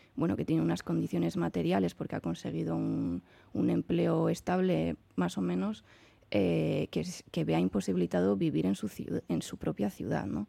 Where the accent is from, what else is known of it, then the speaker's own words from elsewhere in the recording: San Sebastián, Basque Country, Spain; yo que soy de Donosti